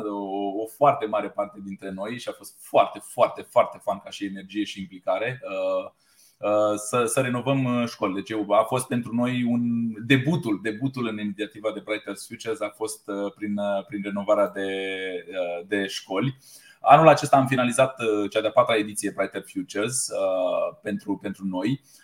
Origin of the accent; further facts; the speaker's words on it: Romania; ca și români cum suntem.